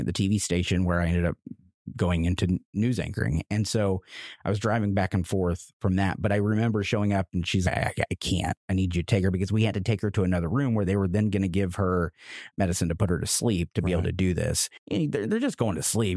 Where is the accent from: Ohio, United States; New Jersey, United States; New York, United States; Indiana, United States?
Indiana, United States; Roachdale; also born or lived in Lexington; now in Indianapolis, United States; I'm from Indiana, born and raised in a little town called Roachdale, Indiana, a t- town of 800 of us